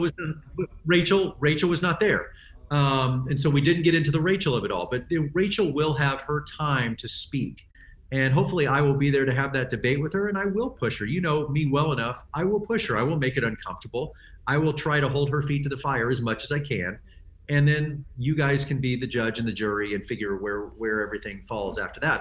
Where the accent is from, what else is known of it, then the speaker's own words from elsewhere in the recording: Texas, United States; I grew up in Texas in the seventies